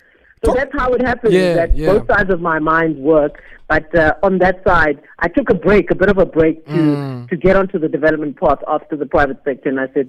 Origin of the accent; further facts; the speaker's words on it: Eastern Cape, South Africa; also born or lived in Grahamstown; We're from the Eastern Cape.